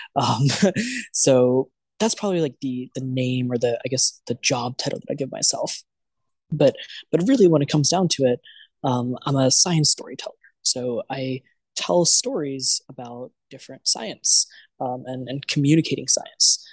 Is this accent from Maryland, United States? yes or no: yes; Maryland, United States; moved away as an adult; now in New York, United States; I ended up interning for a bunch of places around where I grew up in Maryland, around DC